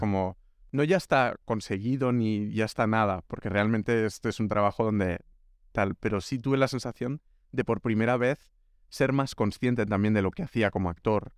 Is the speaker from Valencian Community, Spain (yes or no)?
no; Pineda de Mar, Catalonia, Spain; moved away as an adult; also born or lived in Barcelona; now in Madrid, Spain; Yo he estudiado en Barcelona, pero soy de un pueblo que se llama Pineda